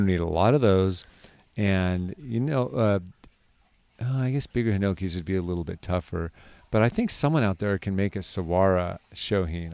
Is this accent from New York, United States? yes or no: no; California, United States; as a Californian